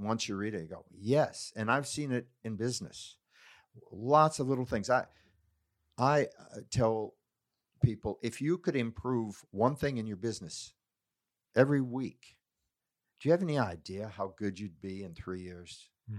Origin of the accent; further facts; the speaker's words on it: California, United States; growing up in Silicon Valley, your belief is you're going to work weekends